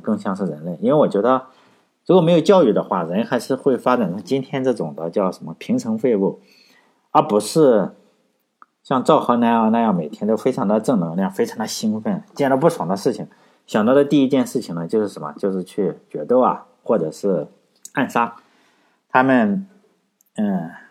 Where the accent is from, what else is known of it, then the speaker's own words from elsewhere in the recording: Shandong, China; 我老家是山东的